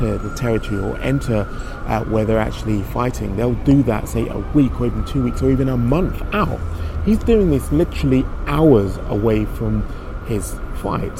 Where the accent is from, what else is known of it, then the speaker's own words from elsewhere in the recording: United Kingdom; as a Brit